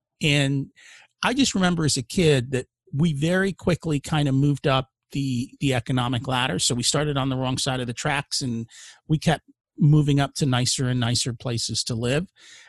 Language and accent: English; India; now in United States; I'm an immigrant from India